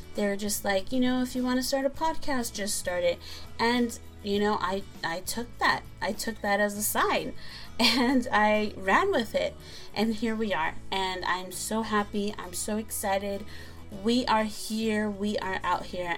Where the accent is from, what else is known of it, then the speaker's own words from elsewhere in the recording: San Pedro, California, United States; my hometown is San Pedro, California. That city has my heart. I love San Pedro. It just reminds me of my childhood and growing up there